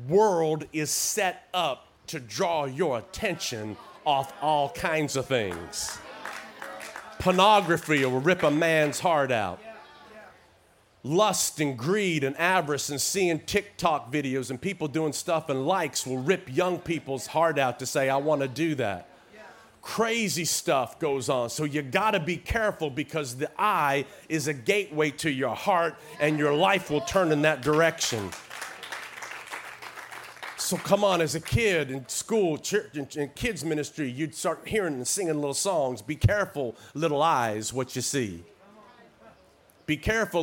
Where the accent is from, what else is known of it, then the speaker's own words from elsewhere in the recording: Tennessee, United States; accent: little twang; moved away as an adult; also born or lived in Oklahoma; I was raised in Tennessee my formative years. That's why I got this little twang still that I talk